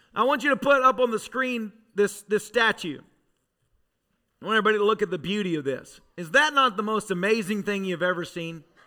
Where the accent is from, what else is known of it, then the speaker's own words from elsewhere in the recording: Tennessee, United States; I grew up in Tennessee